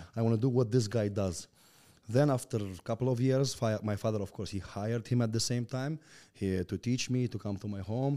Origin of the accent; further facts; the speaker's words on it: Turkmenistan; English is a second language; also born or lived in Russia; I was born and raised in Turkmenistan.